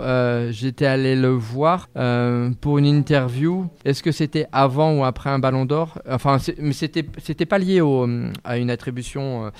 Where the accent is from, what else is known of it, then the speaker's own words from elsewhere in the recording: France; quand on est français